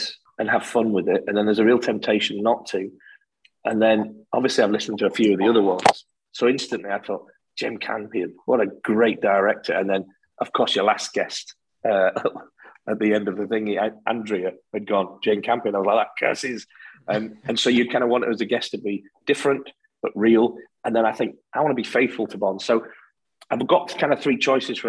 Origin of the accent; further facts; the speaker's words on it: the north of England, United Kingdom; accent: northern; now in Scotland; I've lived here since 83. I've just kept my northern accent